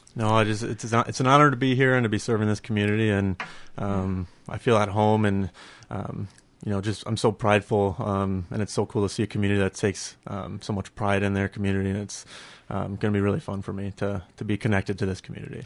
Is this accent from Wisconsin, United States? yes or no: no; Burnsville, Minnesota, United States; I grew up in Burnsville.